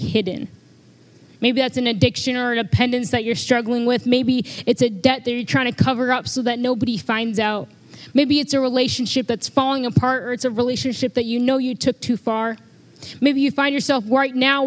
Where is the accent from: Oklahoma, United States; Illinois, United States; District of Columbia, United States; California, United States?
Illinois, United States; Freeport; I'm from Freeport, home of the Freeport pretzels